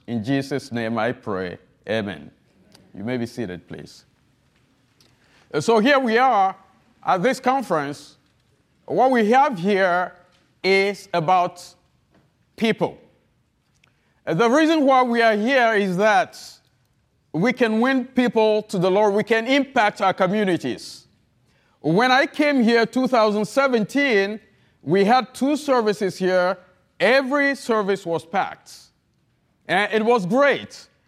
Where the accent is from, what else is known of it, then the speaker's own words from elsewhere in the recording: Togo; accent: heavy accent; English is a second language; moved away as an adult; also born or lived in Florida / New Orleans; now in United States; I'm not an American. I'm from the country of Togo, French speaking